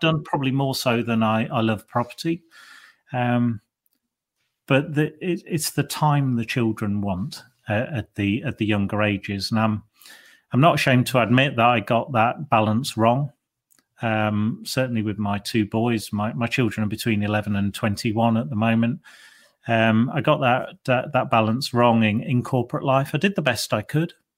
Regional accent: Lincolnshire, East Midlands, United Kingdom; moved away as an adult; I was born and bred in Lincolnshire

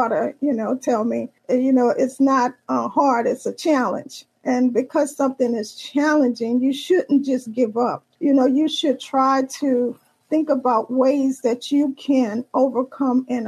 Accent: New Orleans, Louisiana, United States; I am from the Big Easy, which is New Orleans, Louisiana.

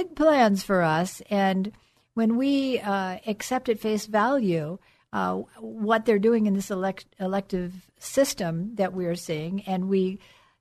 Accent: California, United States; California, of course, being my home state

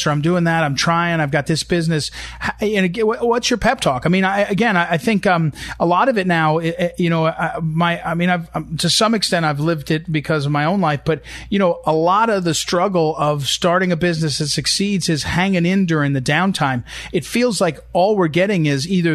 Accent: New Jersey, United States; I grew up in New Jersey where the Taylor ham pork roll is a delicacy

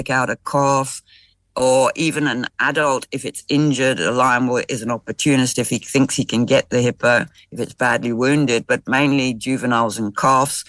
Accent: Zimbabwe; I'm not South African, I'm Zimbabwean

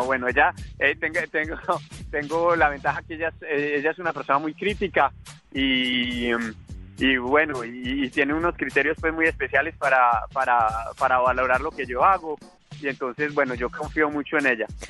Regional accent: Colombia; now in France; Soy un emprendedor colombiano

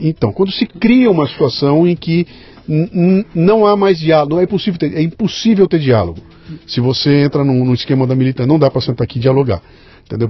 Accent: Bauru, São Paulo, Brazil; lá em Bauru, inclusive minha terra

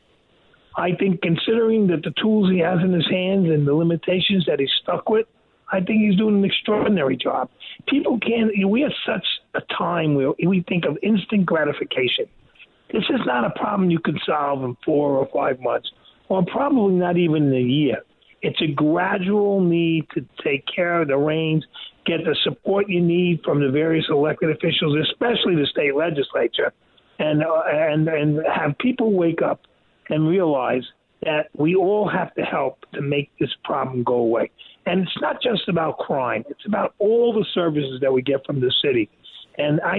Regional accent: New York City, New York, United States; I grew up here in Canarsie

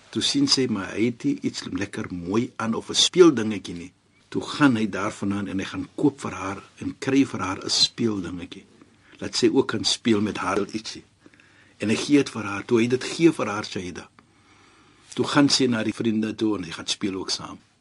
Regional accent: South Africa

